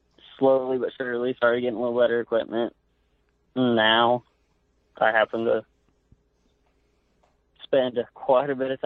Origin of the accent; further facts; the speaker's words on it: Ringwood, Oklahoma, United States; I'm from Northwest Oklahoma, a small town called Ringwood. I grew up here since I was, I think I've lived here since I was 3.